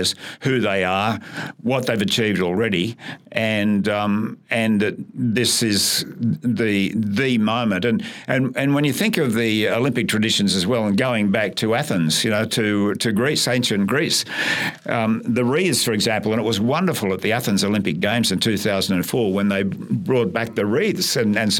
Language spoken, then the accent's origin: English; Newcastle, New South Wales, Australia; moved away as an adult; also born or lived in Dubbo / Canberra / Brisbane; I grew up in Newcastle